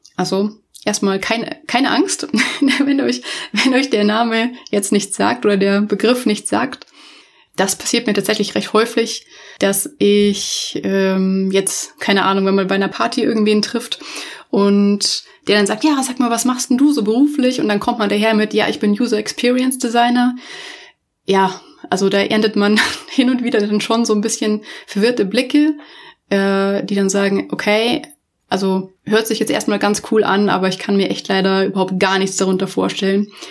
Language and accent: German; Munich, Bavaria, Germany; ich komme tatsächlich auch ursprünglich aus München, also ich bin ein Münchner Kindel